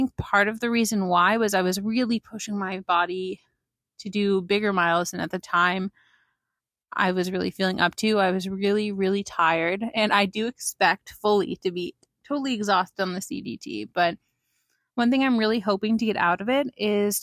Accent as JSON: {"language": "English", "region": "Pennsylvania", "country": "United States", "moved": "yes", "lives_now": "Princeton, United States", "said": "I'm originally from Pennsylvania, and I've been living for about a year and a half now in Princeton, New Jersey"}